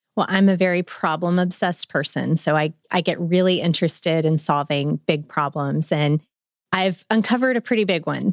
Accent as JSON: {"language": "English", "town": "Memphis", "region": "Tennessee", "country": "United States", "also_born_or_lived": "Chattanooga, Tennessee / Nashville, Tennessee", "moved": "as an adult", "lives_now": "Northwest Arkansas, United States", "said": "I'm a Memphian. I'm from Memphis, but now I'm in Northwest Arkansan"}